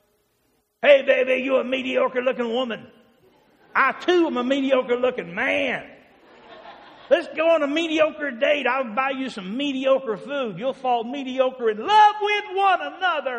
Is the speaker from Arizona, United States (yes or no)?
no; Kentucky, United States; I'm in from Kentucky